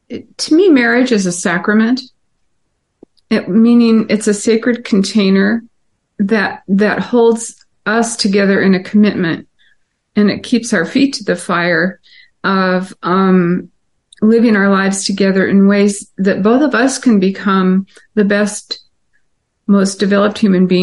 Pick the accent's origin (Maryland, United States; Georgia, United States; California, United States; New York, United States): California, United States; Pasadena; also born or lived in Los Angeles; So I was born in 1950, you know, and grew up next to Disneyland in L.A.